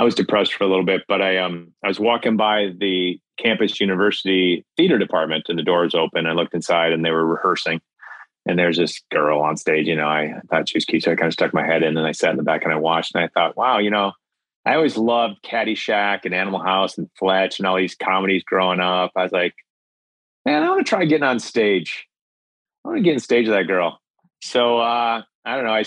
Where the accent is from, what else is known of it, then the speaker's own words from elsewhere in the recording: Minnesota, United States; I'm from Minnesota.